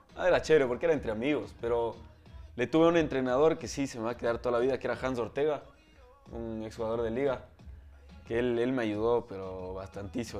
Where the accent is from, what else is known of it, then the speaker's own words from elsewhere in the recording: Ecuador; also born or lived in Texas, United States; vine a vivir acá cuando tenía dos meses. Entonces me considero más ecuatoriano